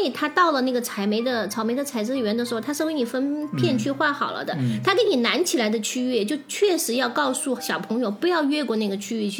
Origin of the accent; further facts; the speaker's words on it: China; 但是这个就是由我们中国人拿，因为我觉得中国。